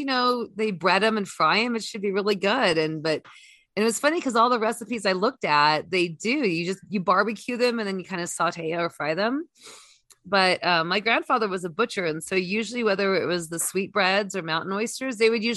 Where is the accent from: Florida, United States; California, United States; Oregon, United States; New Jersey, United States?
California, United States; the Bay Area; I grew up in the Bay Area.